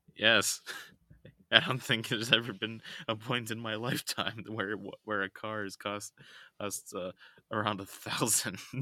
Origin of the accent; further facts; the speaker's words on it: United States; I'm just the loud American